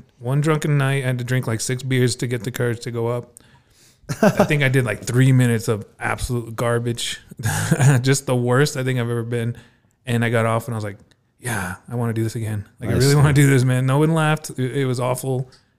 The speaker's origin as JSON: {"language": "English", "town": "Las Cruces", "region": "New Mexico", "country": "United States", "tie": "born or raised there", "also_born_or_lived": "Las Vegas"}